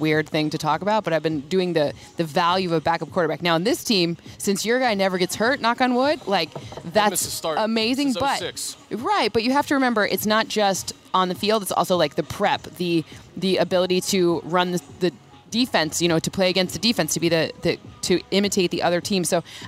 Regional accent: Michigan, United States; I'm from Michigan

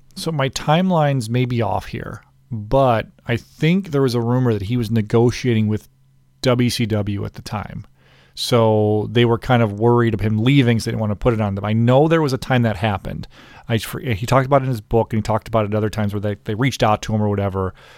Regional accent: United States; I'm an American

